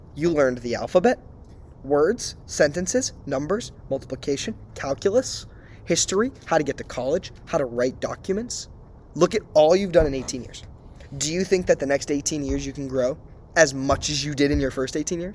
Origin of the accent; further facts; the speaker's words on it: Hopedale, Massachusetts, United States; moved away as an adult; now in San Diego, United States; we are from Massachusetts, small town called Hopedale